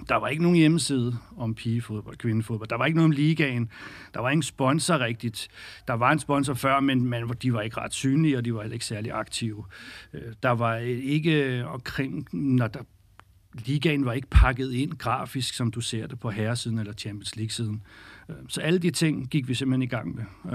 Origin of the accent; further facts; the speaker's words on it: Birkerød, Capital Region of Denmark, Denmark; har selv spillet fodbold som ung knægt i Skjold Birkerød